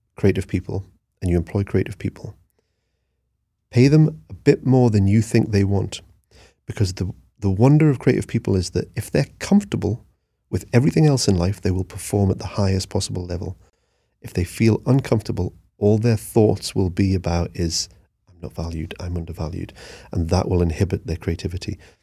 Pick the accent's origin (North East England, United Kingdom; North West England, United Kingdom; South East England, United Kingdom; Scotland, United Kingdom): North East England, United Kingdom; Newcastle upon Tyne; I'm a grafter. I'm from Newcastle